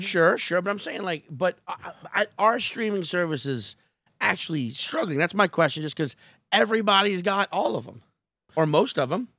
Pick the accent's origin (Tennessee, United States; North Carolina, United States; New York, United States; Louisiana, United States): Louisiana, United States; Chalmette; moved away; also born or lived in Slidell, Louisiana; I'm originally from the Staten Island of, the Shalmette, the Staten Island of New Orleans.